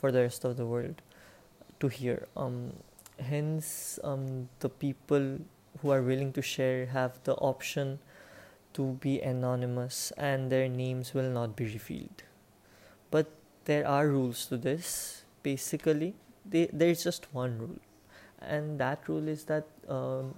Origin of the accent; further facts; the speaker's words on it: India; I am 18 years old, and I am an Indian